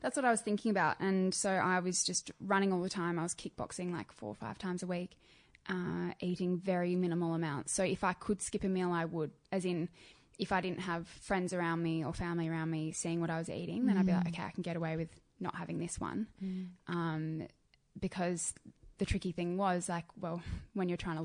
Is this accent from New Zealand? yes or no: no; Adelaide, South Australia, Australia; I grew up in Adelaide.